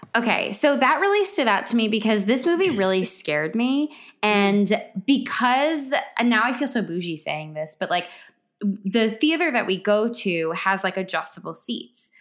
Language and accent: English; Westfield, New Jersey, United States; my hometown